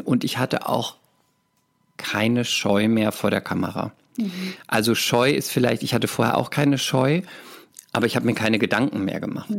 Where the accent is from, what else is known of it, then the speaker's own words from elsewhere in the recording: Speyer, Rhineland-Palatinate, Germany; moved away as an adult; also born or lived in Cologne; Ich komme aus der Pfalz, aus Speyer